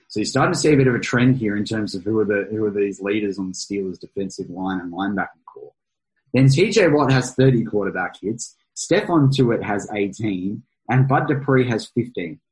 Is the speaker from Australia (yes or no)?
yes; Australia; as an Australian